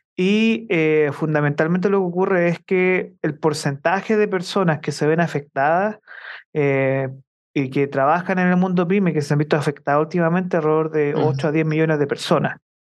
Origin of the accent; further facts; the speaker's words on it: Chile; nosotros como chilenos